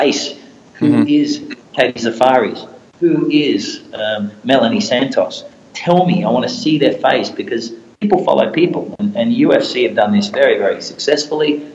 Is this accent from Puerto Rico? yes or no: no; Australia; now in Singapore; I grew up in Australia